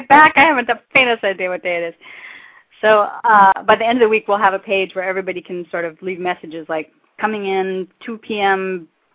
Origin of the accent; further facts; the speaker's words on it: Oregon, United States; now in Hawaii, United States; I'm from Oregon